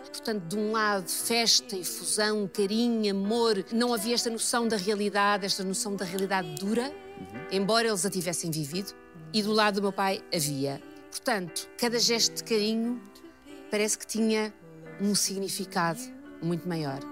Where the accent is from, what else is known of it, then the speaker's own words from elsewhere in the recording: Lisbon, Portugal; also born or lived in Cascais; Lisboa, que é a cidade onde eu nasci